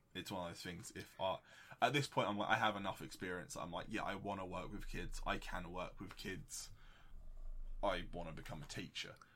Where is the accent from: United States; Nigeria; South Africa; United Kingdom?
United Kingdom